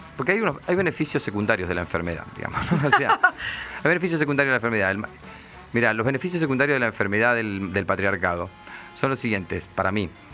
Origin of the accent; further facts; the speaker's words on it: Nueve de Julio, Buenos Aires Province, Argentina; now in Buenos Aires, Argentina; cuando yo era chico, eh, no había nada en Carlos Casares. El 9 de julio no había nada